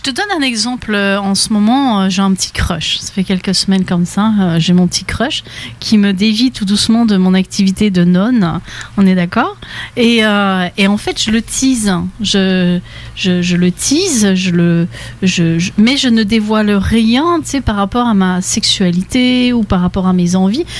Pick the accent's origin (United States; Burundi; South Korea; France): France; now in Quebec, Canada; ça fait longtemps que j'ai quitté la France